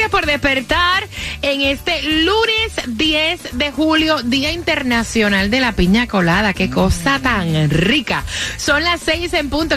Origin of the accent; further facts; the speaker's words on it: Puerto Rico; yo, a pesar de que soy puertorriqueña y la piña colada es muy típica de nosotros en Puerto Rico